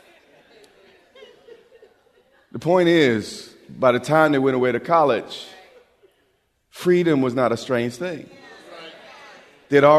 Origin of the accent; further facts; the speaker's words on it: United States; we're from America